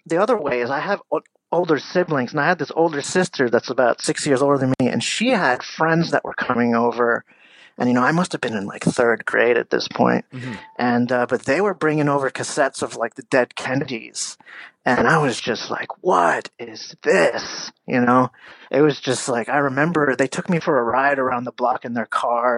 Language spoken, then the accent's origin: English; Easton, Pennsylvania, United States; I grew up in Easton, Pennsylvania